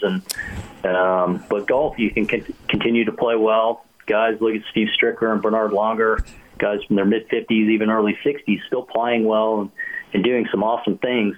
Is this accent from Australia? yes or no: no; Canada; as a kid growing up in Canada